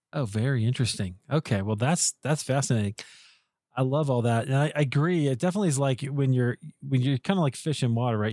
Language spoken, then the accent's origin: English; Des Moines, Iowa, United States; I grew up in Iowa, I grew up in Des Moines